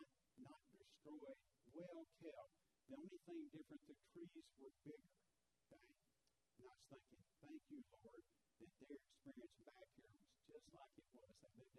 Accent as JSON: {"language": "English", "town": "Chicago", "region": "Illinois", "country": "United States", "tie": "born there", "said": "I always say I was born in Chicago. They know I don't have that accent for that."}